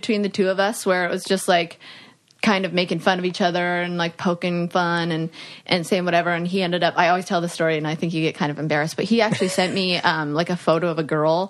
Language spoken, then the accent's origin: English; Canada; I grew up in Canada.